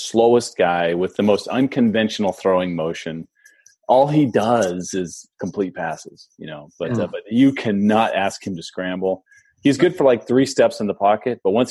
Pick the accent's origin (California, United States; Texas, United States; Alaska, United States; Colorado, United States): California, United States; San Diego; also born or lived in Phoenix, Arizona; now in East Coast, United States; I grew up in San Diego